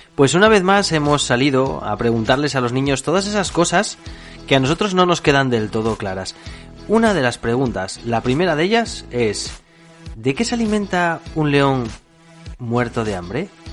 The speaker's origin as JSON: {"language": "Spanish", "country": "Spain", "said": "nosotros que somos españoles"}